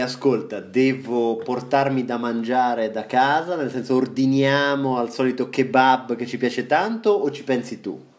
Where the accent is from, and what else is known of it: Marche, Italy